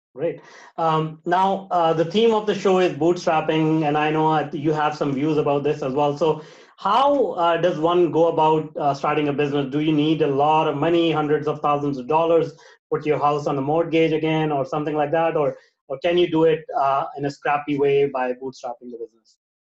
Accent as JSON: {"language": "English", "town": "Vancouver", "region": "British Columbia", "country": "Canada", "said": "I am from Canada in Vancouver"}